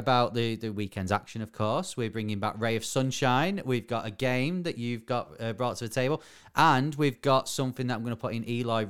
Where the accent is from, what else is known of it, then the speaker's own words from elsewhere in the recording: Bury, North West England, United Kingdom; my hometown.